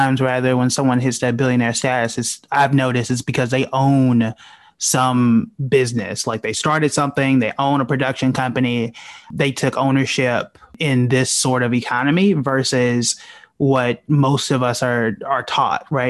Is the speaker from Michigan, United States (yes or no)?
no; Tulsa, Oklahoma, United States; also born or lived in New York City; now in Raleigh, United States; born and raised in Tulsa, Oklahoma, which was known as Black Wall Street, spent some time in New York City